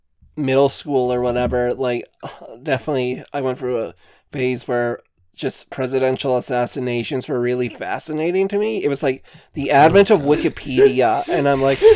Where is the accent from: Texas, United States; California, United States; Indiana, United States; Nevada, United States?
Texas, United States; I grew up in Texas